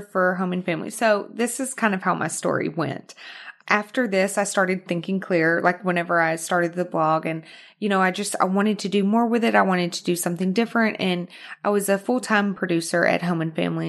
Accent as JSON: {"language": "English", "region": "Arkansas", "country": "United States", "tie": "born or raised there", "also_born_or_lived": "Houston, Texas / New York", "moved": "as an adult", "lives_now": "Los Angeles, United States", "said": "I was born in Houston, but I was raised in Arkansas. Mm-hmm. So, that's where the accent comes from, Arkansas"}